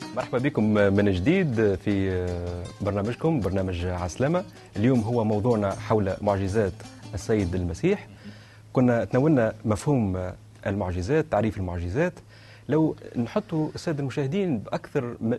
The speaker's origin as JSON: {"language": "Arabic", "country": "Tunisia", "said": "احنا ككنيسه تونسيه"}